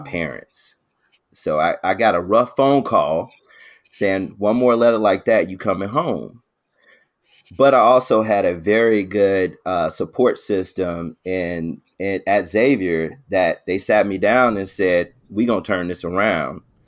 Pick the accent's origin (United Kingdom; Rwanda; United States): United States; Chicago, Illinois; I was this kid from the South Side of Chicago